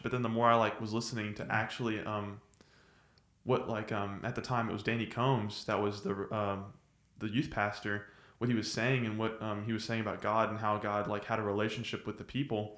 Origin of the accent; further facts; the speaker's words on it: Nacogdoches, Texas, United States; I'm from Nacogdoches